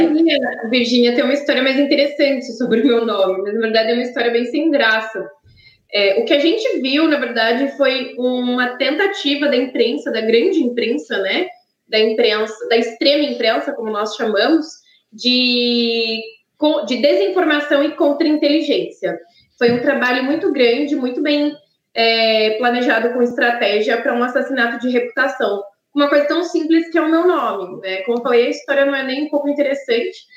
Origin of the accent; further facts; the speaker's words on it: São Carlos, São Paulo, Brazil; na cidade onde eu nasci, em São Carlos, já é muito frio